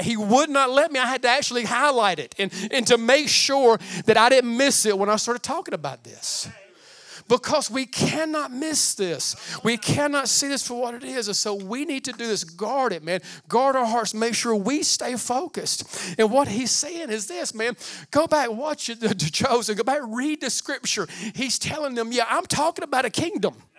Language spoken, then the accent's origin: English; United States; I'm American as they come.